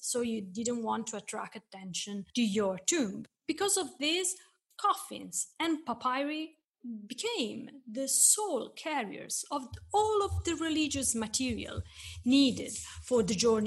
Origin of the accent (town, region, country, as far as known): Florence, Tuscany, Italy; born or raised there